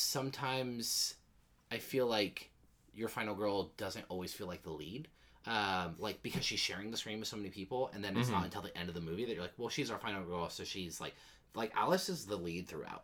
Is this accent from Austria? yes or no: no; Canada; I'm Canadian